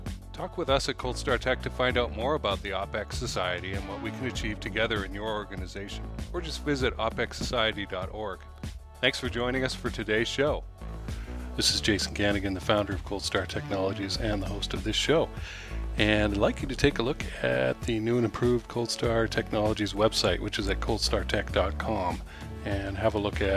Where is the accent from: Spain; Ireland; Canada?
Canada; now in United States; I'm an immigrant from Canada.